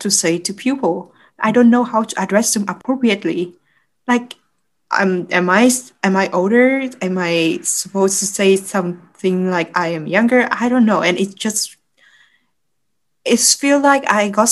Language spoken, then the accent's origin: English; Vietnam; moved away as an adult; now in Canada